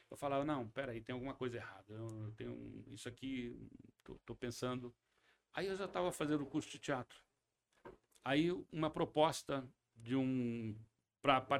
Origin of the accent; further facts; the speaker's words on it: Paraná, Brazil; also born or lived in Presidente Prudente, São Paulo, Brazil; Quando eu nasci, eu nasci em Presidente Prudente, três, quatro meses depois, meu pai já foi para o Paraná